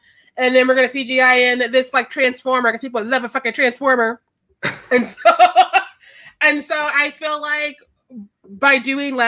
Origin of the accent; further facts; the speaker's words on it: Kansas City, Missouri, United States; also born or lived in Chicago; I'm also from Kansas City, Missouri